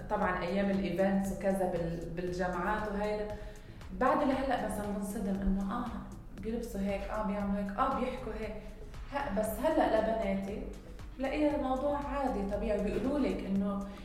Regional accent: Lebanon; now in United Arab Emirates; انا ما بكذب عليكم لما جيت انا جيت من لبنان دغري على الامارات آه، كان عندي مثل شوك

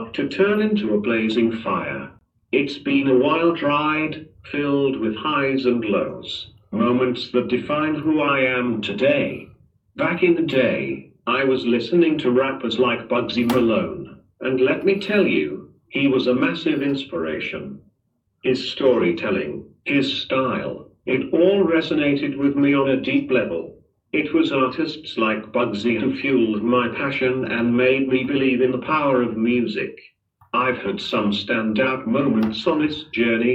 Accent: Manchester, North West England, United Kingdom; moved away as an adult; now in Dubai, United Arab Emirates; Born and bred in Manchester, but now, I've got my roots down in Dubai, been here for a solid 3 years

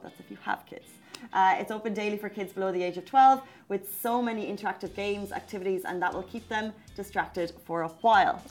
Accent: Ireland; now in Dubai, United Arab Emirates; as Irish people do. We're friendly, we like to chat

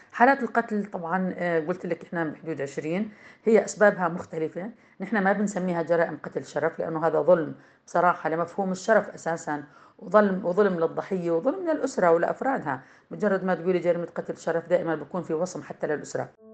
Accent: Jordan; عندنا في الأردن

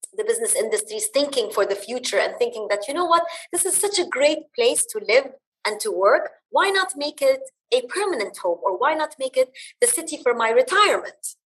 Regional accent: Dubai, United Arab Emirates; also born or lived in Bahrain; I was born and raised in the UAE. I am of Lebanese origin

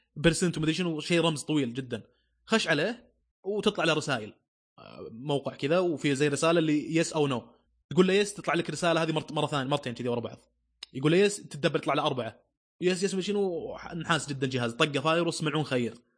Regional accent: Saudi Arabia; عندنا في السعوديه

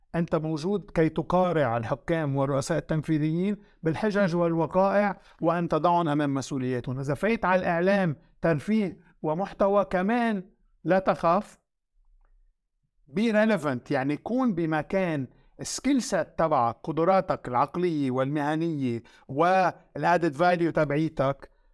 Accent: Lebanon; also born or lived in France; now in United Arab Emirates; وانا فرنسي لبناني

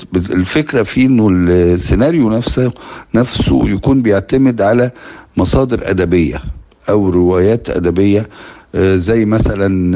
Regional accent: Egypt; كمصريين وكعرب

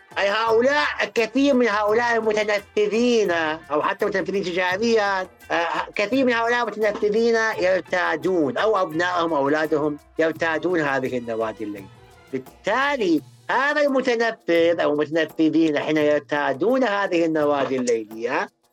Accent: Iraq; عندنا بالعراق

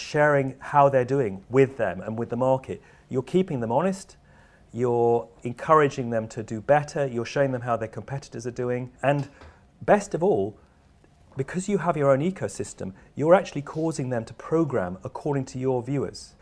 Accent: United Kingdom; I'm a Brit

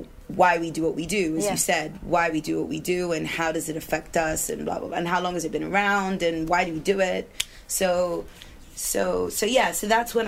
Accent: Sudan; So I was hired as international staff because I'm British.

